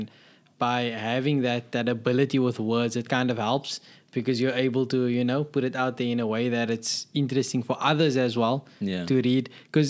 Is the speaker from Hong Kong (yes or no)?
no; South Africa; where I grew up in South Africa, the application process was a bit more straightforward.